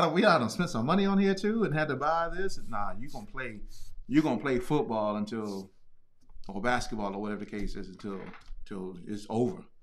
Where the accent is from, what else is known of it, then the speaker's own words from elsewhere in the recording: Hopewell, Virginia, United States; I'm from Virginia